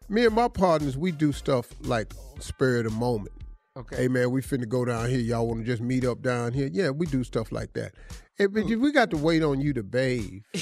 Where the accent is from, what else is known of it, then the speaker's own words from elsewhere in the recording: Cleveland, Ohio, United States; I'm from Cleveland.